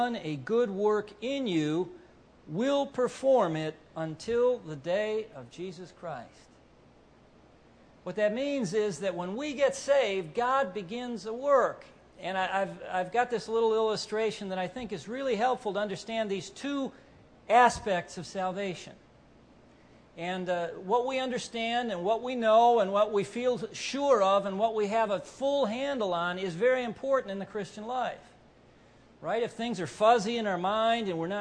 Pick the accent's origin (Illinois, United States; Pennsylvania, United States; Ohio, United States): Ohio, United States; Cleveland; I'm from Cleveland